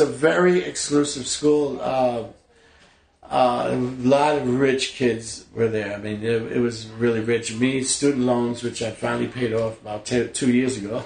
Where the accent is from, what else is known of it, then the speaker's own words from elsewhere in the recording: New York City, New York, United States; also born or lived in Brooklyn / Flushing, Queens; I was born in Brooklyn, raised in the Bronx